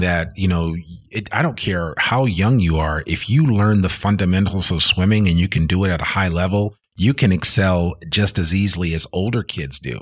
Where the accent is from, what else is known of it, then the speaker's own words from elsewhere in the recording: New Jersey, United States; I grew up in New Jersey.